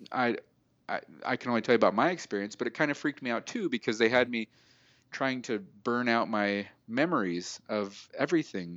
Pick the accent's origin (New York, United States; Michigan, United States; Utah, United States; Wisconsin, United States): Utah, United States; Salt Lake City; moved away as an adult; also born or lived in California; I'm from Salt Lake City, Utah